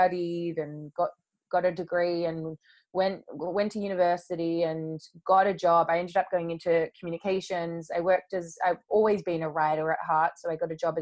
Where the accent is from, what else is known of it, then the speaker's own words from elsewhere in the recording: Australia; now in London, United Kingdom; being over in London where I live now, but I'm originally from Australia